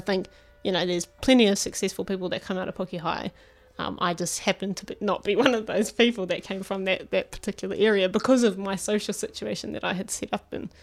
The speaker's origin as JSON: {"language": "English", "country": "New Zealand", "tie": "born or raised there", "said": "born and bred in Phuket, uh, Phuket North, to be specific"}